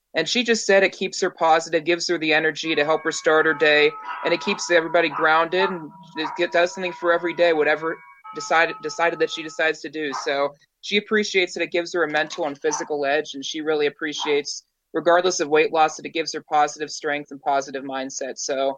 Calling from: Pittsburgh, Pennsylvania, United States; I'm coming in from Pittsburgh, actually, up in the East Coast here.

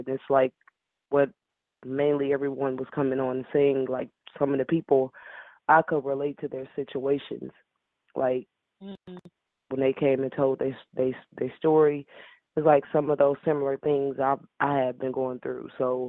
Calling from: Decatur, Illinois, United States; I'm calling from Decatur, Illinois.

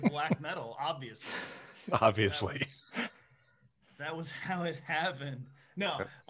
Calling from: Maryland, United States; I'm in Maryland.

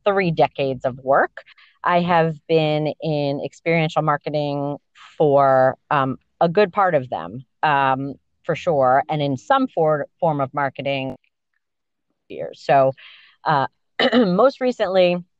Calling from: Dutchess County, New York, United States; I am calling you from Dutchess County, New York, the lovely Hudson Valley

